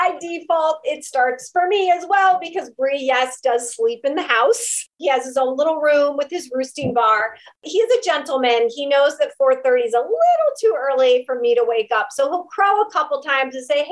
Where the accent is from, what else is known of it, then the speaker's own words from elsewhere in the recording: Ohio, United States; moved away as an adult; also born or lived in New York City; I moved back to my hometown here in Ohio where we live